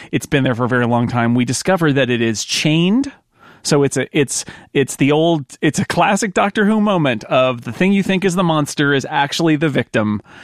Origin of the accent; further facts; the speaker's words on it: United States; as an American watching this